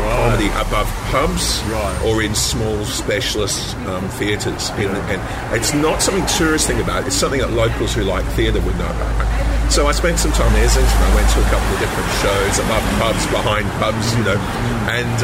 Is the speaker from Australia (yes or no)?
yes; Perth, Western Australia, Australia; moved away; I grew up here in Perth, or I was here as a teenager.